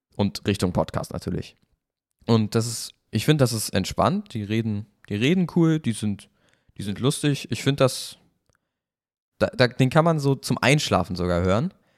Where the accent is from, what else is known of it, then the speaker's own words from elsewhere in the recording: Kiel, Schleswig-Holstein, Germany; now in Cologne, Germany; ich bin da ja aufgewachsen in Kiel